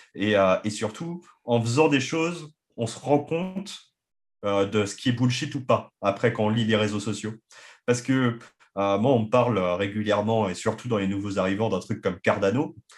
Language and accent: French; France; en tant que Français